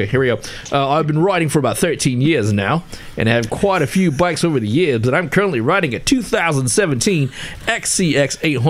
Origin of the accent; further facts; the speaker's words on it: Queensland, Australia; I'm from South Queensland, Australia.